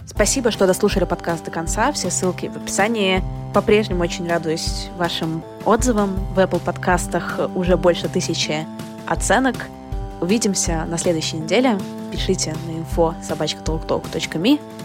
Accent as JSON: {"language": "Russian", "region": "Saint Petersburg", "country": "Russia", "tie": "born or raised there", "moved": "yes", "said": "Я выросла в квартире в Петербурге"}